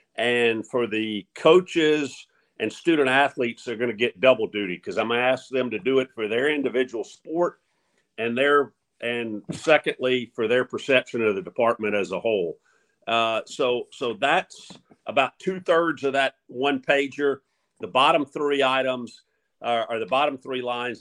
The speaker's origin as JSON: {"language": "English", "town": "Mobile", "region": "Alabama", "country": "United States", "tie": "born or raised there", "moved": "yes", "lives_now": "Monroe, United States", "said": "growing up in Mobile"}